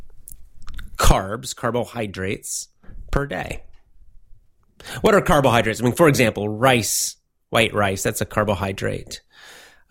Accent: United States; now in Japan; I'm an American

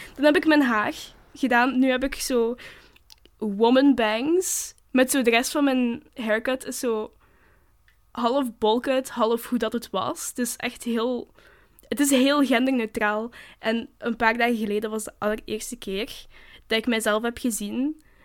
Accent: Flanders, Belgium; wij als Vlamingen

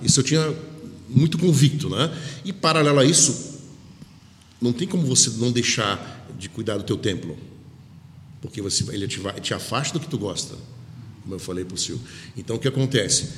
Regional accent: Rio de Janeiro, Brazil; moved away; eu sou do Rio de Janeiro

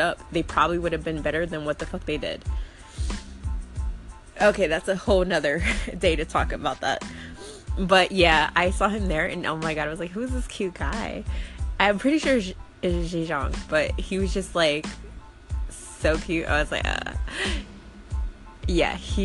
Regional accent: United States; growing up in America where rap kind of like originated

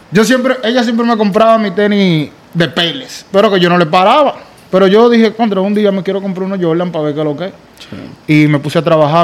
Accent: Santo Domingo Este, Distrito Nacional, Dominican Republic; moved away; Yo soy dominicano y mitad judío

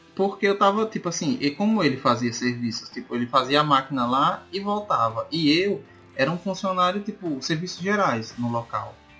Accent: Sergipe, Brazil; moved away as an adult; also born or lived in Pernambuco; eu saí de Sergipe para morar em Pernambuco.

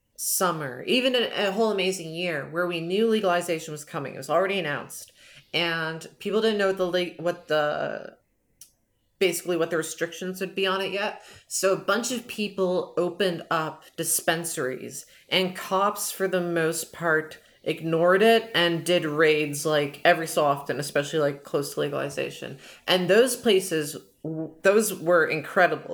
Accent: Canada; I'm from Canada, I'm from the Great White North

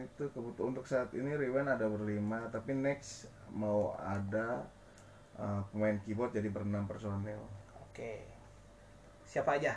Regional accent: Bandung, West Java, Indonesia; kan band dari Bandung nih gua sendiri kan orang Bandung

